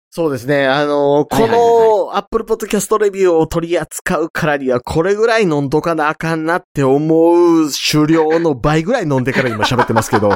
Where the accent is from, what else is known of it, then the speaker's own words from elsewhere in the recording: Kansai, Japan; 関西人として